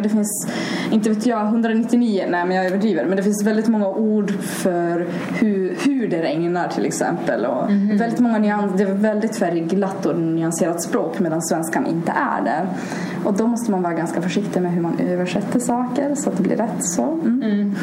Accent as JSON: {"language": "Swedish", "town": "Haparanda", "region": "Norrbotten County", "country": "Sweden", "tie": "born or raised there", "first_language": "Swedish and Russian", "said": "jag är 20 år och jag kommer från Haparanda"}